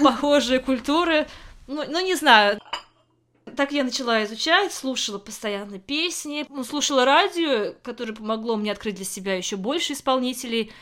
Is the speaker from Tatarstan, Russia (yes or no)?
yes; Kazan, Tatarstan, Russia; moved away as an adult; also born or lived in Moscow, Russia; now in England, United Kingdom; Я родилась и выросла в Казани